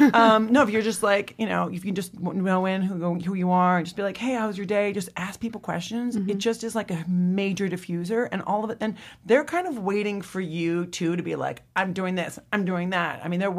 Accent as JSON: {"language": "English", "region": "Midwest", "country": "United States", "said": "And I'm from the Midwest and people are just genuinely nice."}